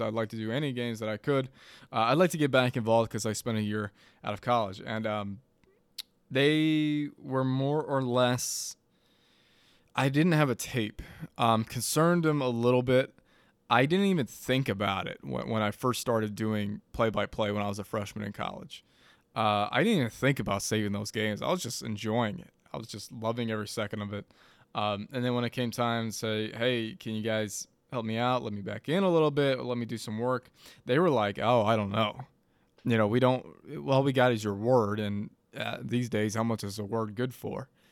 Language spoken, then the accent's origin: English; Madison, United States; moved away; back in Madison, my hometown